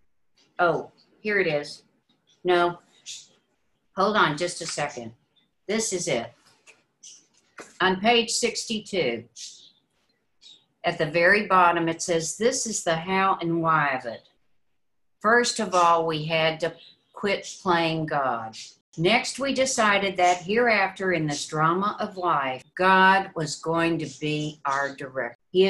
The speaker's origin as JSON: {"language": "English", "region": "Mississippi", "country": "United States", "tie": "born or raised there", "said": "We grew up in Mississippi."}